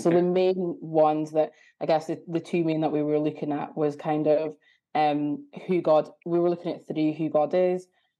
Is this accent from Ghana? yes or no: yes; Ghana; also born or lived in Aberdeen; now in Edinburgh, United Kingdom; So I'm from Ghana / Aberdeen, but I'm currently in Edinburgh at the moment.